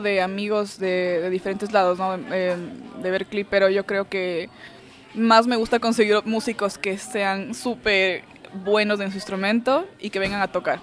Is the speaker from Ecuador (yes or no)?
yes; Ecuador; also born or lived in Venezuela; now in Austin, United States; yo crecí en Ecuador, crecí en Ecuador, yo nací en Venezuela